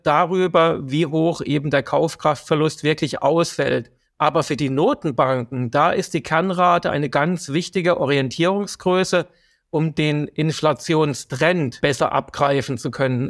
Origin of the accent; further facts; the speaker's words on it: Germany; bei uns in Deutschland